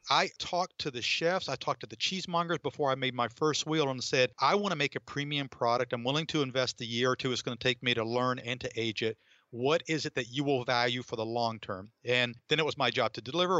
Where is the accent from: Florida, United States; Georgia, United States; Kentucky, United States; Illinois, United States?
Georgia, United States; North; moved away as an adult; also born or lived in Atlanta / Boston / New England; I grew up in North Georgia